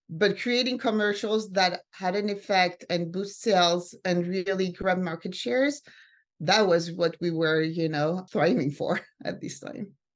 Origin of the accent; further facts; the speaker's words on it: France; also born or lived in Sweden / Finland / San Francisco; now in New York, United States; I grew up mostly in France and then in Sweden.